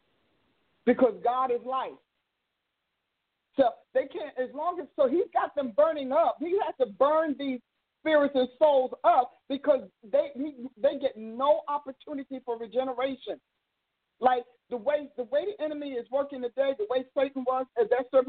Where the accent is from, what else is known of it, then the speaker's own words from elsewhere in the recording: Newark, New Jersey, United States; I grew up in Newark